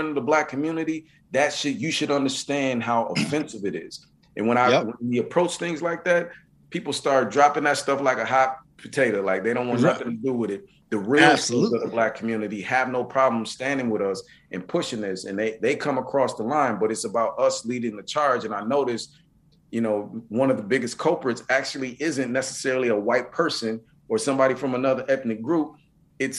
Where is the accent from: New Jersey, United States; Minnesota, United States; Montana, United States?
Minnesota, United States; also born or lived in Mississippi; I'm from Mississippi, you know, and I grew up in Minnesota